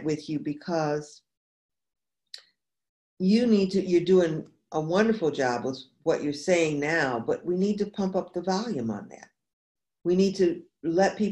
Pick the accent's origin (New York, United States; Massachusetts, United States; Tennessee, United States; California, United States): New York, United States; now in New Orleans, United States; I'm originally from New York State and I live in New Orleans